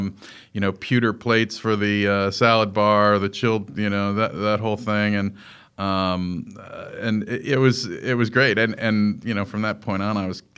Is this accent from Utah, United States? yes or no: no; Melrose Park, Illinois, United States; I was born in Chicago, Illinois, in an area called Melrose Park. And Melrose Park in that at that time in the late 60s was a really Italian neighborhood, and it was very ethnic, and it was very family-oriented